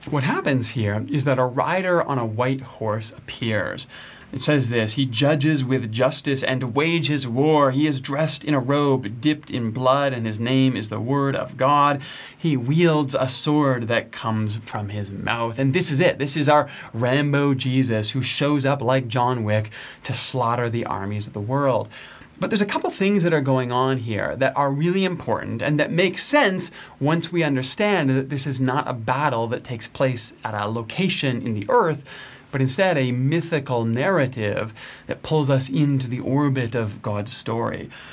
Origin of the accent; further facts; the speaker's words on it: Canada; I'm Canadian